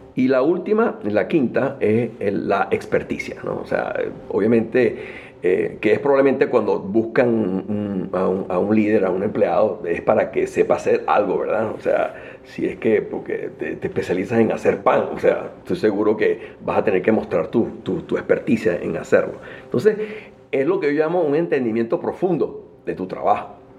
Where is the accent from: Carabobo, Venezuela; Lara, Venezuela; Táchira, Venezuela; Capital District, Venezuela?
Capital District, Venezuela; Caracas; moved away as an adult; now in United States; nací en Venezuela, en Caracas